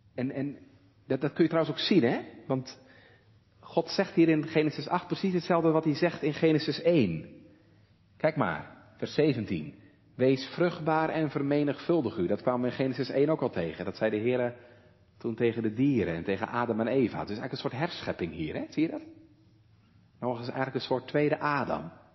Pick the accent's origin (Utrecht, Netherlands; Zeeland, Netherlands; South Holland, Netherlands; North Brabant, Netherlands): Zeeland, Netherlands; Walcheren; hier bij ons op Walcheren